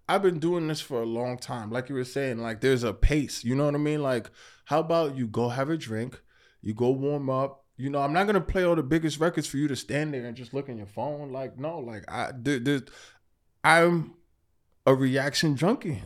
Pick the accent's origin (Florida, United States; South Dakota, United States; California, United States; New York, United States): New York, United States; New York City; also born or lived in Queens; I live in Queens now. I'm originally from Brooklyn.